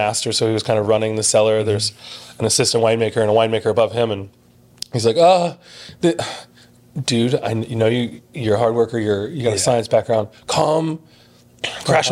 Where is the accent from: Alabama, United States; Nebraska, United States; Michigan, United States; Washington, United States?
Nebraska, United States; Blair; born or raised there; moved away; also born or lived in Hamburg, Iowa / Leadville, Colorado / Napa, California